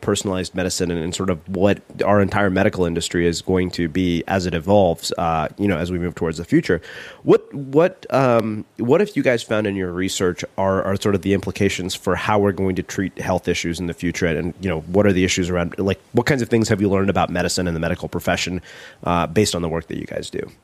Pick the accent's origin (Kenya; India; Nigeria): India; being Indian